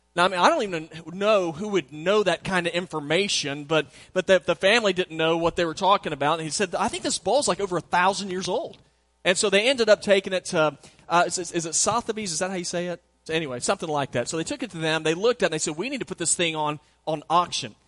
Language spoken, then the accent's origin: English; Southwest, United States; my sister's here, and we grew up in the Southwest